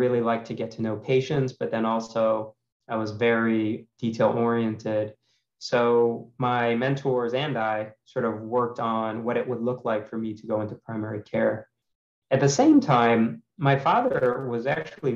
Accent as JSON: {"language": "English", "town": "Cleveland", "region": "Ohio", "country": "United States", "also_born_or_lived": "St. Louis, Missouri", "moved": "as an adult", "said": "I'm from Cleveland, Ohio, originally, an only child"}